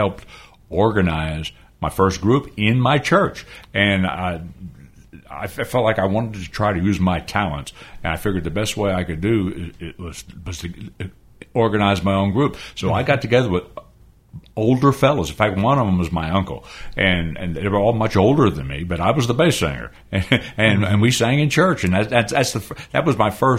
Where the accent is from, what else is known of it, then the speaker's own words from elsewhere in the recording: Camden, New Jersey, United States; I was born in Camden, New Jersey. And I remember being raised in very much a Christian home